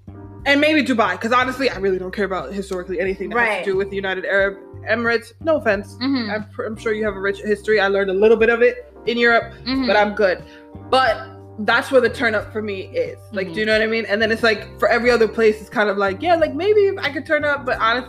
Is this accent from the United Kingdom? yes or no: no; Jamaica; because I'm from Jamaica